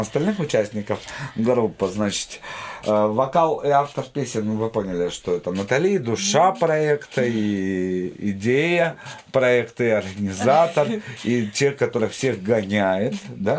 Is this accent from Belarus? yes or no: no; Jambyl Region, Kazakhstan; moved away; я сам из Казахстана, только из От... Южного, из Джамбульской области